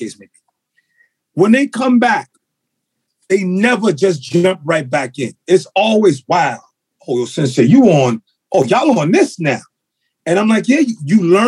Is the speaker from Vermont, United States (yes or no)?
no; New York City, New York, United States; also born or lived in Brooklyn / Bronx; I was born in Brooklyn. My mother was born in Brooklyn. She raised me, but then we moved to the Bronx.